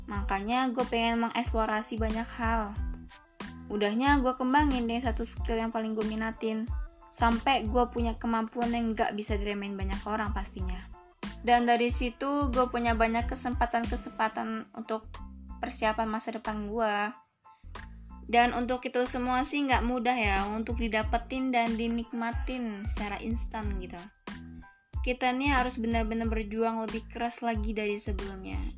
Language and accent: Indonesian; Natar, Lampung, Indonesia; Asal gue dari Lampung Selatan, tepatnya daerah Natar Kaliasin.